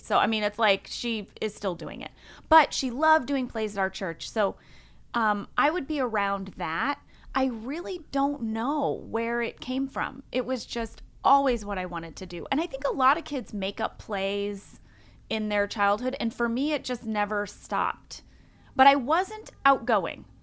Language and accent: English; St. Louis, Missouri, United States; moved away; also born or lived in Fort Wayne, Indiana; Grew up in Saint Louis, Missouri. I was born in Fort Wayne, Indiana, um, but I lived in Sa-, I grew up in Saint Louis, Missouri